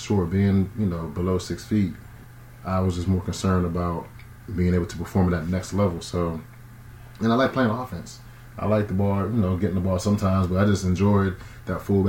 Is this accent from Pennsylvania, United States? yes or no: yes; Braddock, Pennsylvania, United States; I'm from Pittsburgh, man. Bradock, to be specific.